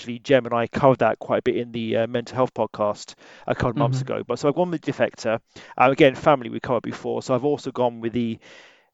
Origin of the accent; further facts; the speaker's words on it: Wales, United Kingdom; we're both from Wales.